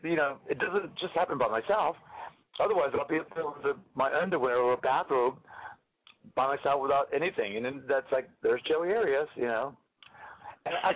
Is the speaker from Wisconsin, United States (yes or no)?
no; Los Angeles, California, United States; moved away as an adult; also born or lived in North Carolina; now in New York, United States; I'm originally from North Carolina, and I went to Los Angeles when I was 6 years old